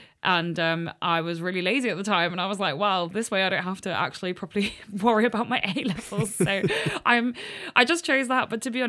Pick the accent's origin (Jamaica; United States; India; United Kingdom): United Kingdom; Helston, South West England; So I'm from a little town in Cornwall called Helston.